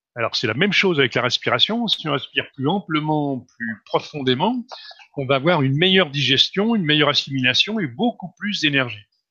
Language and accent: French; France; Je suis né en France, d'un père tchèque, d'une mère slovaque